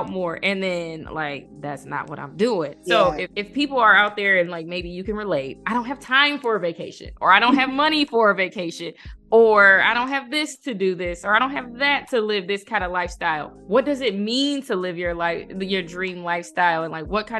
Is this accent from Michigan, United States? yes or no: yes; Ann Arbor, Michigan, United States; I'm from Ann Arbor.